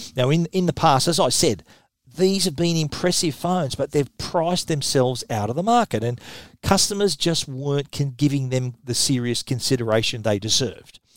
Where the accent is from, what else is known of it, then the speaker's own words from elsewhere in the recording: Australia; accent: Australian; my Australian accent